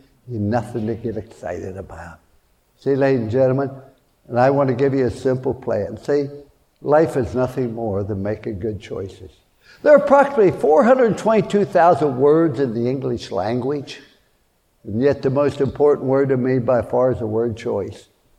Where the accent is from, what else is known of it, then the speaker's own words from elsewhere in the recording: Fallsbury, West Virginia, United States; born there; I was born in Fallsbury, West Virginia during the Depression.